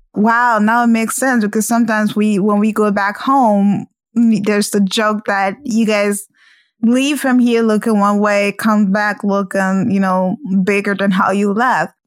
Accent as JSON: {"language": "English", "country": "Liberia", "moved": "yes", "said": "I'm originally from Liberia"}